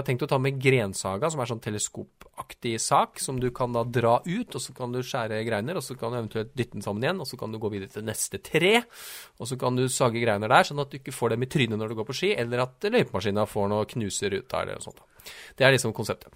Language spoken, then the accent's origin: Norwegian; Trysil, Innlandet, Norway; jeg er jo fra Trysil